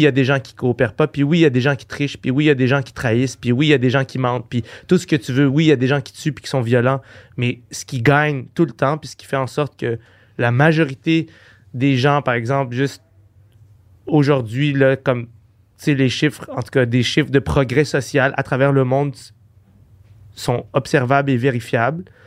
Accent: Quebec, Canada; je suis québécois, j'habite au Québec

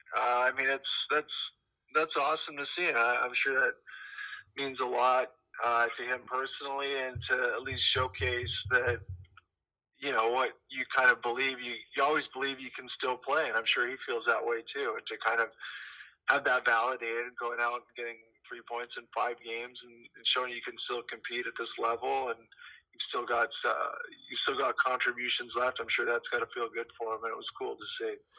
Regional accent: Ottawa, Ontario, Canada; I'm from Ontario

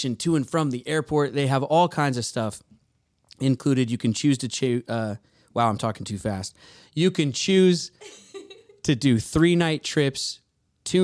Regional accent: Edmonds, Washington, United States; born and raised in Edmonds, Washington

